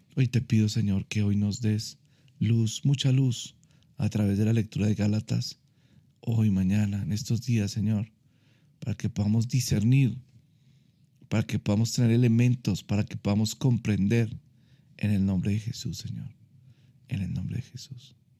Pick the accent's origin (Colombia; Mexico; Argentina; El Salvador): Colombia; yo puedo seguir siendo colombiano, puedo seguir, me puede seguir gustando el ajiaco